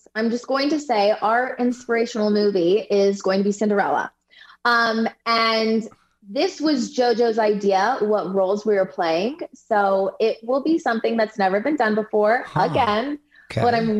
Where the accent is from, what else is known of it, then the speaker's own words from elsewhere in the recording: Utah, United States; moved away; also born or lived in California; I was born in California, so I consider myself a California girl, but I was raised and did my dance training in Utah with the Huffs, with Chelsea Hightower. We all come from that same little studio in Utah.